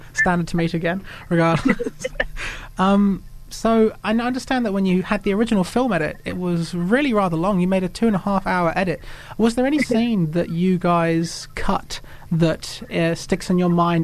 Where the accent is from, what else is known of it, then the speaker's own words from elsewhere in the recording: England, United Kingdom; now in New Zealand; I grew up in England and I moved here